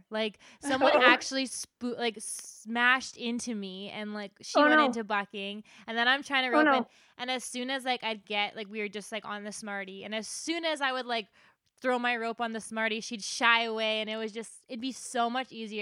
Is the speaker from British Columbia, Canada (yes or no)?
no; Lac La Biche, Alberta, Canada; I'm from Lac La Biche